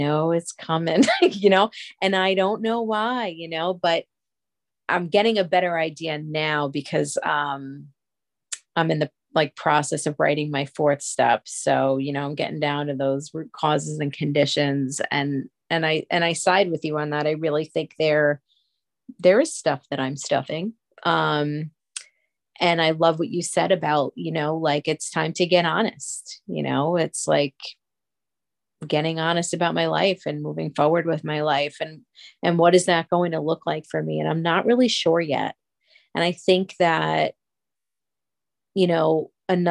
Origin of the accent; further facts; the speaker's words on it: East Coast, United States; I'm from the East Coast